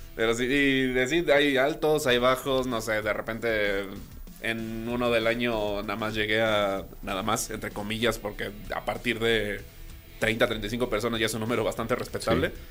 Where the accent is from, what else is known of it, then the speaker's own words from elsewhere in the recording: Veracruz, Mexico; allá en Veracruz, de donde soy